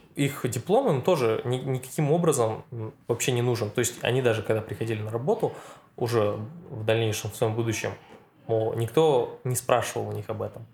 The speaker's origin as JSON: {"language": "Russian", "town": "Satpayev", "region": "Karaganda Region", "country": "Kazakhstan", "tie": "born or raised there", "moved": "as an adult", "lives_now": "Novosibirsk, Russia", "said": "родился я в таком неизвестном городе под названием Сатпаев. Это в Казахстане."}